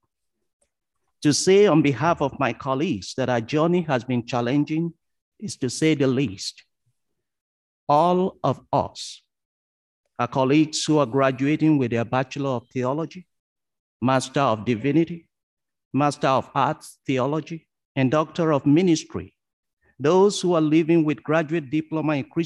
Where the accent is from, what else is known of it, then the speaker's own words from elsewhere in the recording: Ondo, Nigeria; moved away as an adult; now in Wolfville, Canada; I was born in Ondo in Nigeria, a small town where I learned to treasure the value of community.